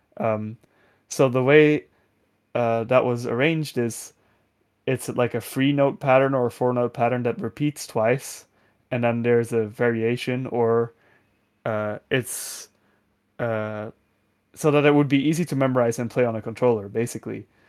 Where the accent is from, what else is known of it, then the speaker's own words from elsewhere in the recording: Netherlands; English is a second language; a thirteen-year-old Dutch person